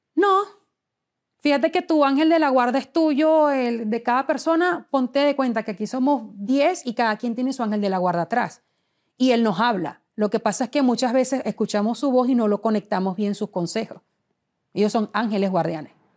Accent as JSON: {"language": "Spanish", "country": "Venezuela", "moved": "as an adult", "said": "Cuando me fui del país y emigré por primera vez"}